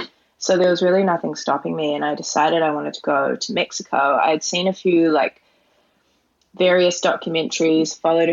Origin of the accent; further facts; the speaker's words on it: New Zealand; now in Canada; And I'm originally from New Zealand, but I couldn't actually get into New Zealand. So I couldn't go home and see my family. So I was like, I need to get out, I need to do something. And I live in Canada now